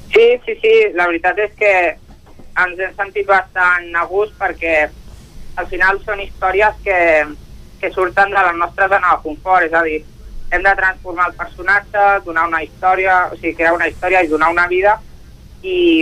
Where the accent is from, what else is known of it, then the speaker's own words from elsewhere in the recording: Sabadell, Catalonia, Spain; sóc de Sabadell, però el meu pare és de Sant Feliu i per això estiueja allà